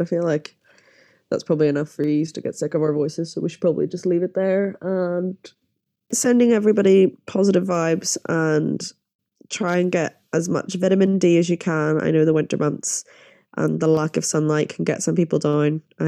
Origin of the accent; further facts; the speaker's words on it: Northern Ireland, United Kingdom; growing up in Northern Ireland gay is not fun